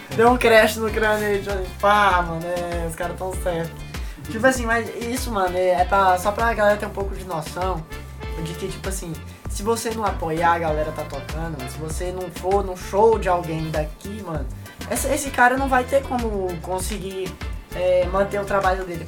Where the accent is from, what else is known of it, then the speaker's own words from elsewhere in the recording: Piauí, Brazil; now in Palmas, Brazil; Eu sou piauiense